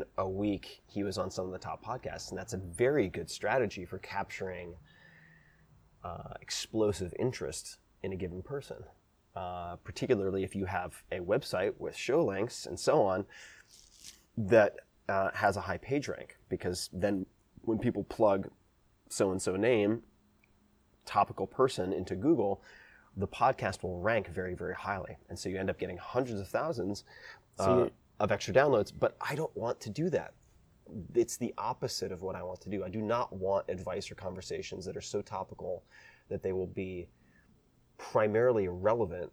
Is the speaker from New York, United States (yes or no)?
yes; Long Island, New York, United States; I'm from Long Island.